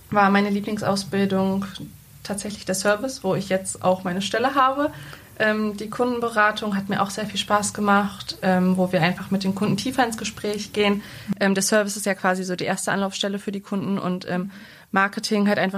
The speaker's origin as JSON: {"language": "German", "town": "Salzgitter", "region": "Lower Saxony", "country": "Germany", "tie": "born or raised there", "also_born_or_lived": "Braunschweig", "said": "ich komme aus Salzgitter, ähm, hab, bin in Braunschweig geboren, habe da ein paar Jahre gelebt, aber da war ich doch noch sehr, sehr klein. Dann sind wir sehr, sehr schnell nach Salzgitter gezogen."}